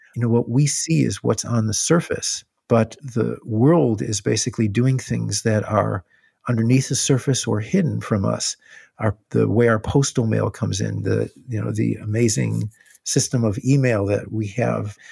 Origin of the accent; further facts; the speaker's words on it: Illinois, United States; where I grew up in Illinois